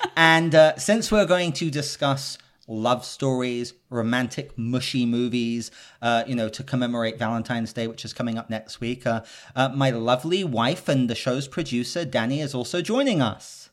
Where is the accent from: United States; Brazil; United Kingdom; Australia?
United Kingdom; I'm British